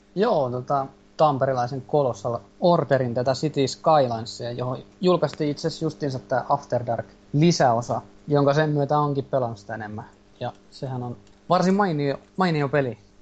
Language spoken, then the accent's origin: Finnish; Jyväskylä, Central Finland, Finland; mä oon Jyväskylästä